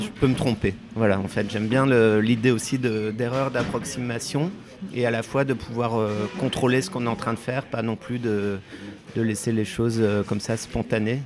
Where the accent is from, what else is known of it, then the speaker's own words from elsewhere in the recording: Vosges, Grand Est, France; moved away; j'ai grandi dans les Vosges